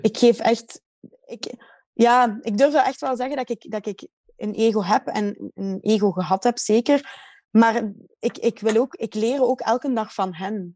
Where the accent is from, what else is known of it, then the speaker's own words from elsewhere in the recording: Waasland, Flanders, Belgium; also born or lived in Ghent; ik ben geboren in Gent, maar ik bedoel, wel opgegroeid in het Waasland